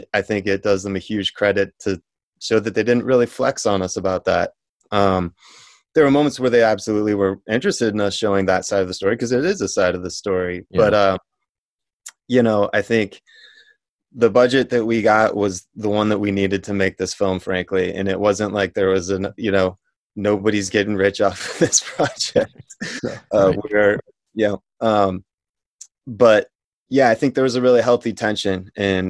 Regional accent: Colorado, United States; I grew up in Colorado

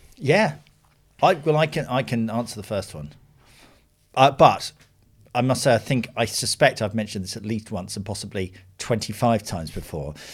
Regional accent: United Kingdom; being British

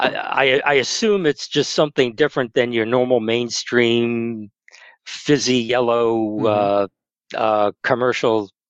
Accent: Massachusetts, United States; moved away as an adult; now in Maryland, United States; I'm originally from Massachusetts

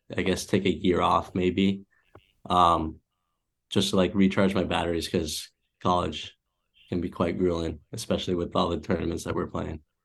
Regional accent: Massachusetts, United States; born or raised there; also born or lived in Cleveland, Ohio

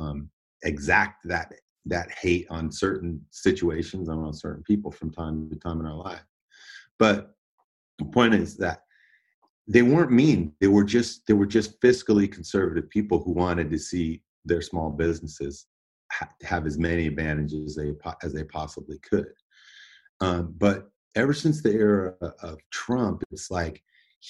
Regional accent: Davis, California, United States; also born or lived in Oakland, California; I was born in Oakland, but I grew up in Davis, California, and it's a small university town

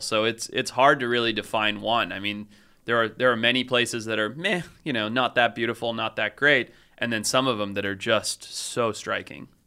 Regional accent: Zimbabwe; growing up where I grew up in Zimbabwe

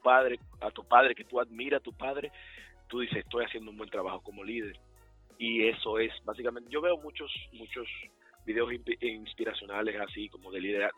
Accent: Dominican Republic; now in Charlotte, United States; como dominicanos específicamente latinos en general, que están haciendo cosas buenas aquí en Carolina del Norte

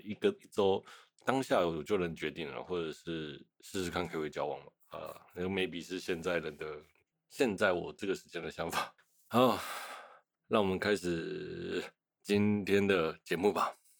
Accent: Taiwan; 所以我想身为台湾人，应该也会安慰一点点吧

